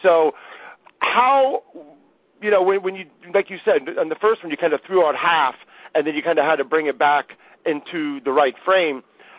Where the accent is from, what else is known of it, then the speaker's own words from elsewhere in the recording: Columbus, Ohio, United States; where I grew up in Columbus, Ohio